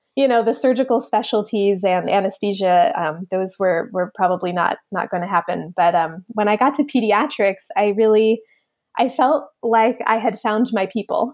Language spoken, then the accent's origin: English; Middletown, New Jersey, United States; also born or lived in Pennsylvania; I grew up in New Jersey